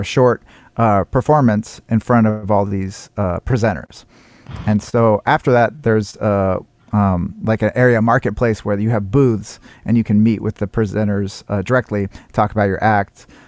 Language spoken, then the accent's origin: English; Seattle, Washington, United States; I come from Seattle